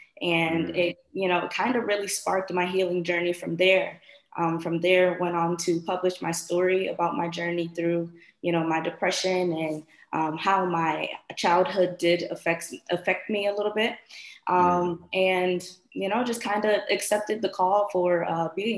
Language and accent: English; Bridgeport, Connecticut, United States; moved away as an adult; now in Florida, United States; I am originally from Bridgeport, Connecticut, recently relocated to Florida.